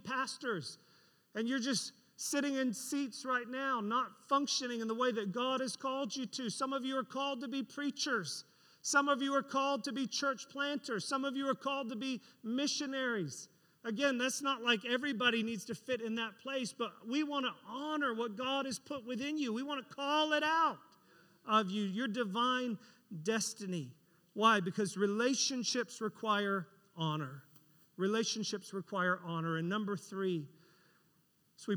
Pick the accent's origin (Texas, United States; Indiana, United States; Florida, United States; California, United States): Florida, United States; we're from Florida